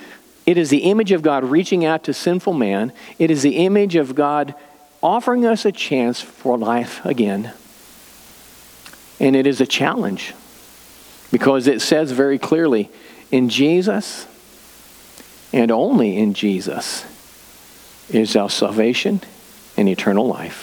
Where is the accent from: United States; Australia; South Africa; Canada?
United States; Excelsior Springs, Missouri; I grew up in Excelsior, so Lexington's just down the road